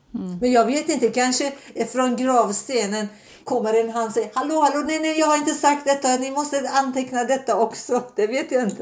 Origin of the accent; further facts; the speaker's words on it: Tehran, Tehran Province, Iran; Swedish is a second language; moved away as an adult; now in Sweden; Jag är född i Iran, Teherans eh, huvudstad, men mina föräldrar är Azerbajdzjan, eh, azerbajdzjaner i Iran